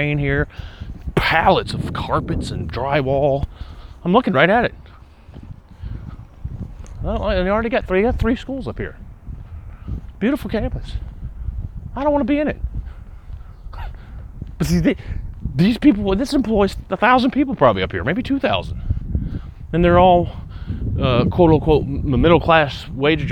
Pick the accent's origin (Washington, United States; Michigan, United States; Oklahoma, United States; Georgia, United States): Georgia, United States; Atlanta; moved away as an adult; also born or lived in Vermont; now in upstate New York, United States; Atlanta, my hometown